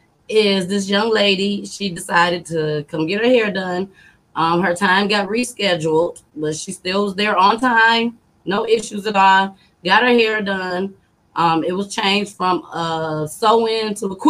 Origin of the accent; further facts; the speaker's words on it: Saginaw, Michigan, United States; also born or lived in Grand Rapids, Michigan; I'm from Michigan. Sag nasty